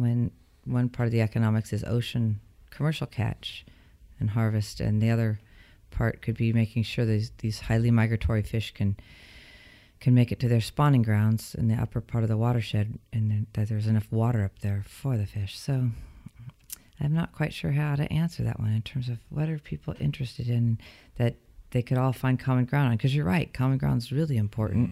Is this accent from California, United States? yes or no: yes; Bay Area, California, United States; I grew up in Northern California, but in the Bay Area, the southern tip of Northern California